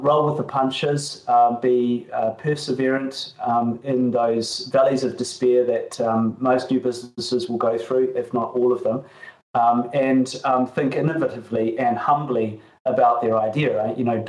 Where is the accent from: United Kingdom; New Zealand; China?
New Zealand; moved away; It was from my home country. I grew up in New Zealand